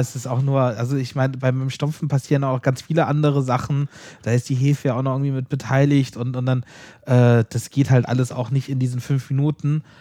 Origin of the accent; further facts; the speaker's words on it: Southern Germany, Germany; kommen wir aus Süddeutschland